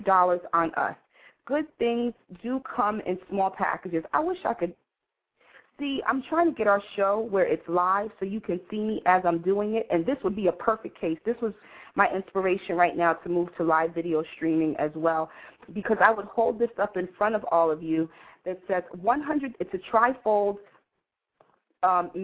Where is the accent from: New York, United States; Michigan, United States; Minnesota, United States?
New York, United States; New York City; I grew up in the Village